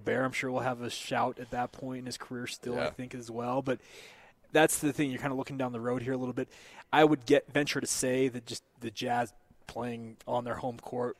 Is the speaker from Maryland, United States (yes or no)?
no; Salt Lake City, Utah, United States; it's coming to my home state, my hometown